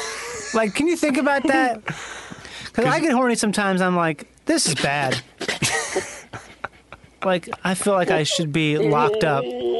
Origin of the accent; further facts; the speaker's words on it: Midwest, United States; now in Los Angeles, United States; I'm from the Midwest